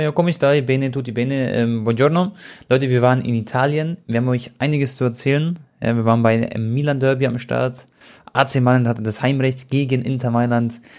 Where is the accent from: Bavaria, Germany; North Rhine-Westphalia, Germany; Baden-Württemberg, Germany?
Bavaria, Germany; Munich; für mich als Münchner